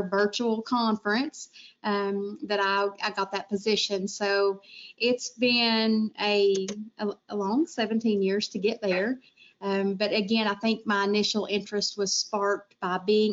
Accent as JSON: {"language": "English", "region": "Georgia", "country": "United States", "moved": "as an adult", "lives_now": "Tennessee, United States", "said": "I was previously from Georgia, so the college I attended for my nuclear medicine training in Georgia"}